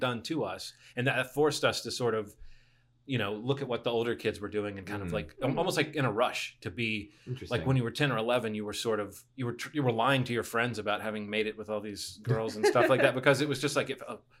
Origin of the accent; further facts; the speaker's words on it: Alabama, United States; Growing up in Alabama, nothing but the good book.